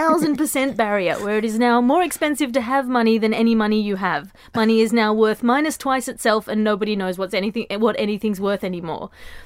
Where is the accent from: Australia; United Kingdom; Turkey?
Australia; I come from Australia, Andy. I've never been bitten by anything in Australia, ever.